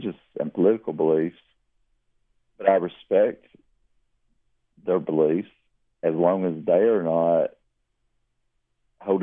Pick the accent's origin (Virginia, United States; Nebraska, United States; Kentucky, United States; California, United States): Kentucky, United States; Lily; also born or lived in Leslie County, Kentucky; now in Berea, United States; I grew up really near the Kentucky-Tennessee border